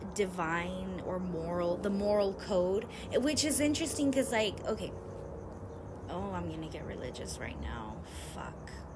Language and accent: English; United States; being American